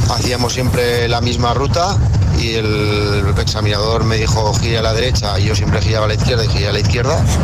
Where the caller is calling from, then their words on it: Teruel, Aragon, Spain; de Teruel. tengo que decir que cuando me saqué el carnet de conducir